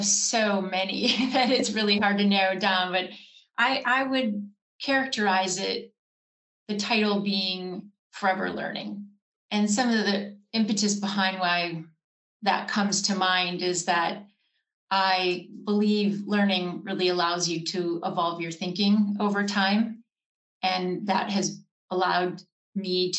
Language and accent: English; Wisconsin, United States; now in Los Angeles, United States; I grew up in Wisconsin in a small town and came out with some really great, I'll say, Midwest values.